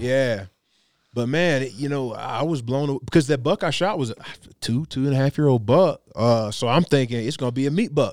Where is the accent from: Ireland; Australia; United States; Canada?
United States; Tennessee; moved away as an adult; now in Colorado, United States; growing up in Tennessee